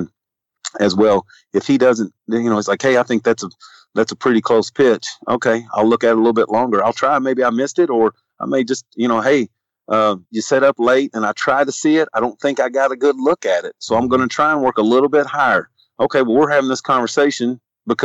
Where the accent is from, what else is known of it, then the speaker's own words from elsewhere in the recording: Louisville, Kentucky, United States; I'm from Louisville.